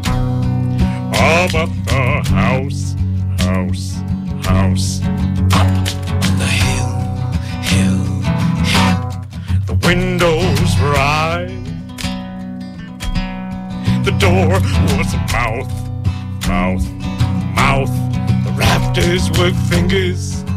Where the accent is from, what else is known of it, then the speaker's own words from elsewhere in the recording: South Berwick, Maine, United States; my hometown of South Berwick, Maine